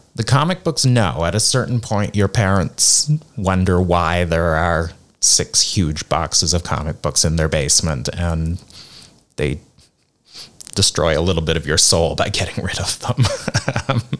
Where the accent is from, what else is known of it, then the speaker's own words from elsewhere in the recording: Nova Scotia, Canada; moved away as an adult; also born or lived in South Korea / United States / India; now in Hong Kong; I'm from Canada originally, uh, Nova Scotia, which is the east coast of Canada